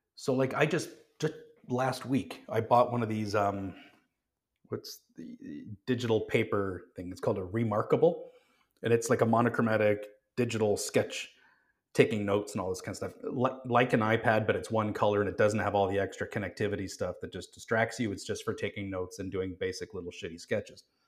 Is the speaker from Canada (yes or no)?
yes; Calgary, Alberta, Canada; I grew up in Calgary, um, quite close to the Rocky Mountains